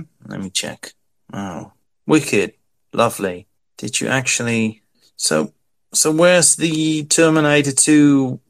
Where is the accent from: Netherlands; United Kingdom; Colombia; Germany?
Netherlands; Amsterdam, North Holland; I'm from Amsterdam.